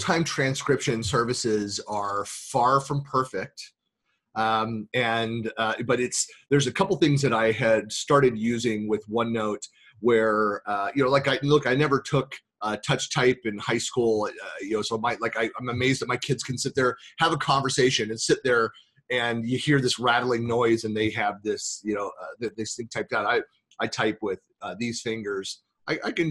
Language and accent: English; Bay Area, California, United States; accent: Bay Area; my Bay Area accent